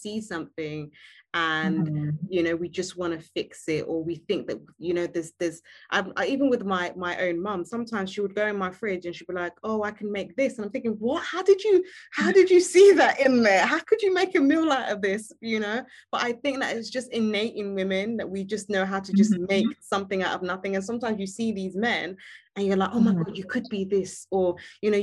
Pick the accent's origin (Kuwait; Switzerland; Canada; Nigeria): Nigeria; I'm Nigerian.